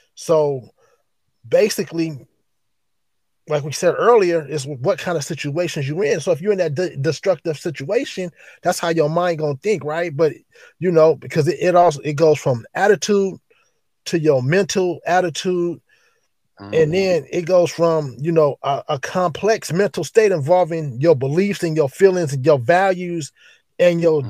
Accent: East Palo Alto, California, United States; also born or lived in Oakland, California; born and raised in East Palo Alto. Move move to move to Oakland

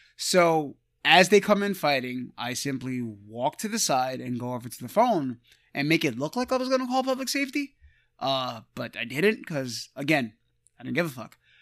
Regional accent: New York, United States; we're from New York

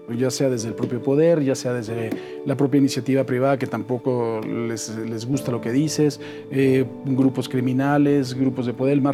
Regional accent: Mexico City, Mexico; En la Ciudad de México. Aquí en México. Sí, en la colonia Roma.

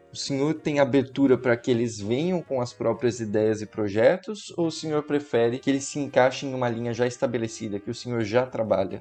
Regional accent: Paulista, São Paulo, Brazil; eu que sou paulista

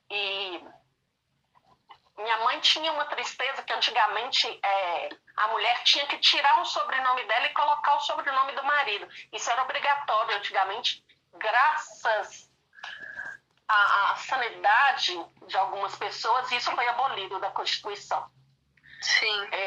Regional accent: Minas Gerais, Brazil; é, aqui no interior de Minas, né? Eu e a Isa somos mineiras, nós temos isso em comum.

